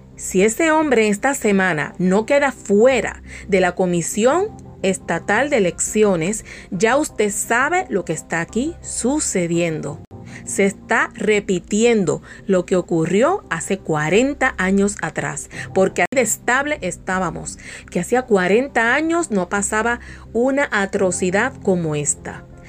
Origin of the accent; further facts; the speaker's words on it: Puerto Rico; de Puerto Rico, mi isla bella, de donde yo soy oriunda